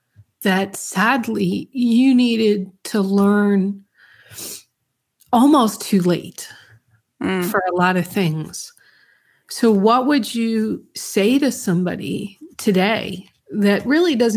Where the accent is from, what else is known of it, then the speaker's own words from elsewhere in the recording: Yonkers, New York, United States; also born or lived in The Bronx, New York; I grew up in the Bronx in Yonkers, New York